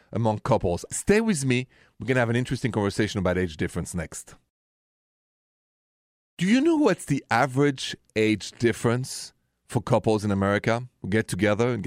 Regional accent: Paris, Île-de-France, France; accent: thick French accent from Paris; English is a second language; moved away as an adult; I was raised in France

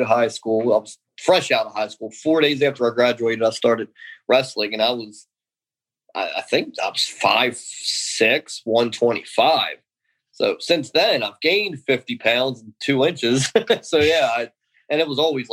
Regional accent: Baltimore, Maryland, United States; I grew up in Baltimore

